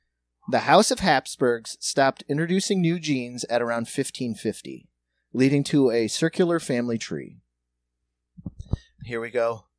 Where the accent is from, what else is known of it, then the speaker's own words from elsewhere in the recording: Indianapolis, Indiana, United States; I'm from Indianapolis.